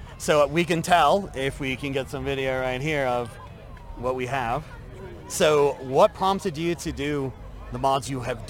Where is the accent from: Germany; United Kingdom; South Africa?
United Kingdom; England; moved away; I grew up in England